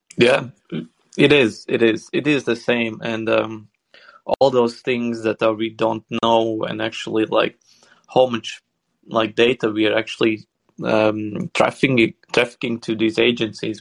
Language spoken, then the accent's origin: English; Sweden